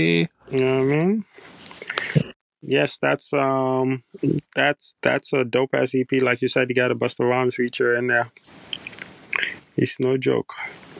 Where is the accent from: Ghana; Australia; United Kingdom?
Ghana; I'm from Ghana, innit?